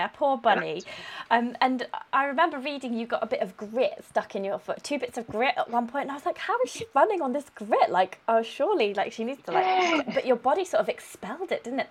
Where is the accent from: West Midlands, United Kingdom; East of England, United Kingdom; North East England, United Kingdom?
West Midlands, United Kingdom; Coventry; because I'm from Coventry